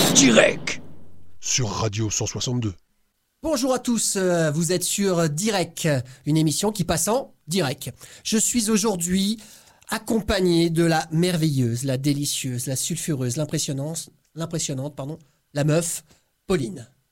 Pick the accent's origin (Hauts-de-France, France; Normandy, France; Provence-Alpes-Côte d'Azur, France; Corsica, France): Corsica, France; now in Brittany, France; je suis d'origine corse, je suis né en Corse